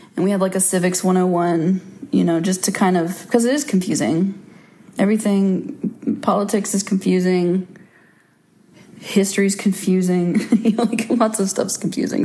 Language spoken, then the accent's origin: English; Little Rock, Russellville, Arkansas, United States; I was born in Little Rock, Arkansas in 1985